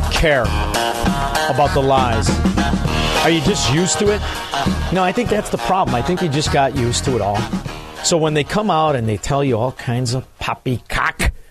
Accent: Illinois, United States; now in Florida, United States; I'm I'm in Florida, but I'm from Illinois

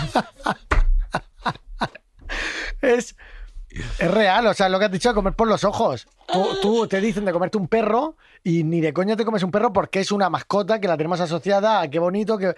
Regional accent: Region of Murcia, Spain; Hoy estoy muy murcianico yo

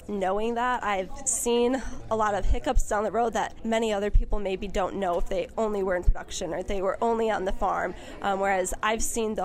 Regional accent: Antigo, Wisconsin, United States; also born or lived in San Luis Obispo, California; I grew up in Antigo, Wisconsin

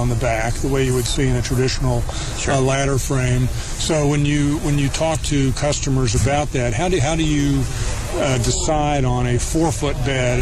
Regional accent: Detroit, Michigan, United States; I'm from Detroit

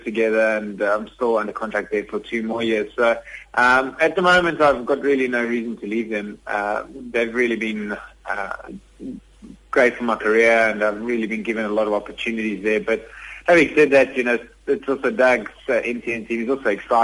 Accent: South Africa; fellow South Africans

